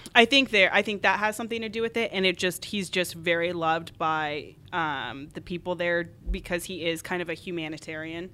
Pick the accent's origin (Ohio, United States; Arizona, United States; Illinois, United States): Arizona, United States; moved away as an adult; also born or lived in Colorado Springs / Oklahoma City; now in Chicago, United States; I grew up in Arizona